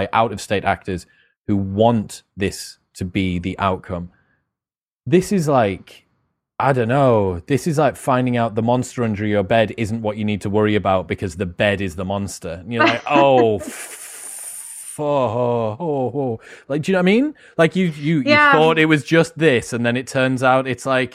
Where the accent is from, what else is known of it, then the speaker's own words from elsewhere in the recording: United Kingdom; for me as a Brit